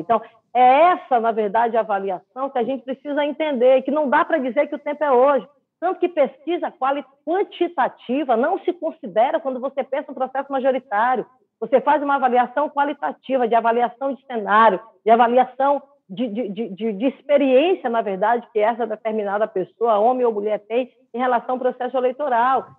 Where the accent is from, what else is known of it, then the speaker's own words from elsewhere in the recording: Brazil; Eu sou brasileira